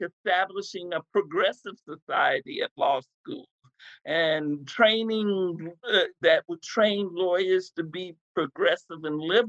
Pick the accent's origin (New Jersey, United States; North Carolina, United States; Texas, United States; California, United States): Texas, United States; I grew up in Texas was pregnant, single mother pregnant with my first child in 1970